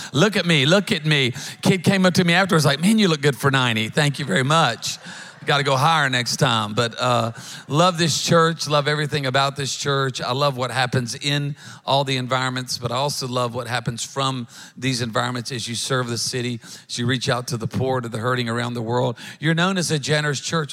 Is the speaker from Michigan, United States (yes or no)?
no; Louisiana, United States; now in Alabama, United States; we're from Louisiana. We now live up in, in Alabama